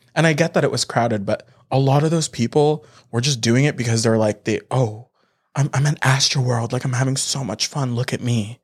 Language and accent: English; Canada; we're Canadian.